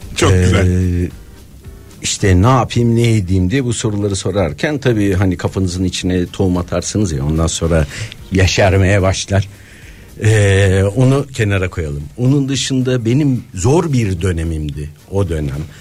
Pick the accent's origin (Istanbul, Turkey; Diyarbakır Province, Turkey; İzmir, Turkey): Istanbul, Turkey; moved away as an adult; also born or lived in Bodrum; doğup büyüdüğüm yer Moda'ya dönmüştüm